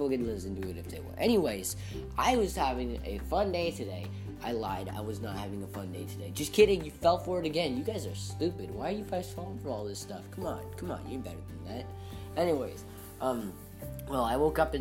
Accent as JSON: {"language": "English", "country": "United States", "said": "as an American"}